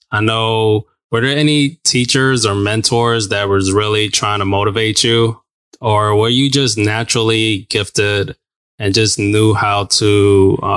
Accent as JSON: {"language": "English", "region": "New Mexico", "country": "United States", "tie": "born or raised there", "said": "So I grew up in New Mexico and then just got on a plane went to Alabama"}